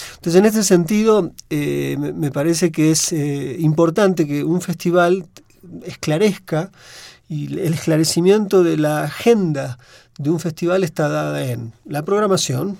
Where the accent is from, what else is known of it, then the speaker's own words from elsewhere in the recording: Argentina; accent: Argentine; now in Mexico; mi forma de hablar el español no corresponde estrictamente a México, sino a la Argentina, pero prefiero pensarme en este momento más como mexicano que como argentino